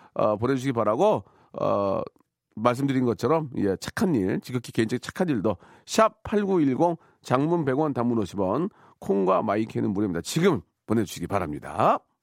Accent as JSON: {"language": "Korean", "town": "Gunsan", "region": "North Jeolla", "country": "South Korea", "tie": "born or raised there", "said": "제 고향 군산"}